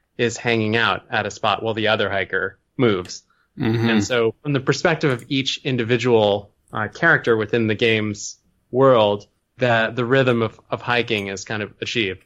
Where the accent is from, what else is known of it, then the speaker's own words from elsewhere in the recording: Burlington, Vermont, United States; also born or lived in Ohio; I was born in Ohio, but my parents split up when I was pretty young. And so when I was 5, I moved up to Burlington, Vermont, which is where I went to school, like all through public school.